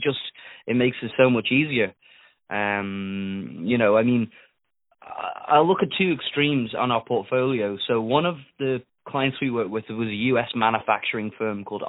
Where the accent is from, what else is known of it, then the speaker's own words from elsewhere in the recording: Isle of Man; accent: Isle of Man; my accent because it's an Isle of Man accent, so it's a little bit strange